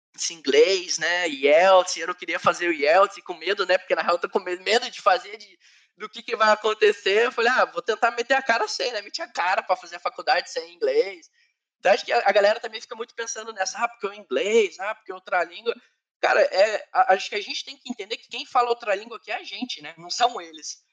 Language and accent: Portuguese; Curitiba, Paraná, Brazil; moved away as an adult; now in Ireland; eu sou do Sul, é, eu nasci em Curitiba, é, eu sou da região, sempre morei na região norte de qualquer lugar, até na Irlanda eu moro na região norte, é, então eu sou de Curitiba